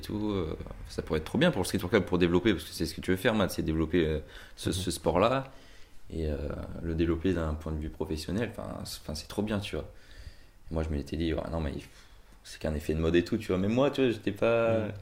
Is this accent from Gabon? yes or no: no; Brittany, France; je viens de Bretagne